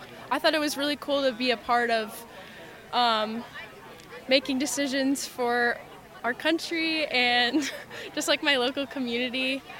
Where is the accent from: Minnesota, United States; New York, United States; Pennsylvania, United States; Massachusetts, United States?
Massachusetts, United States; I'm from Massachusetts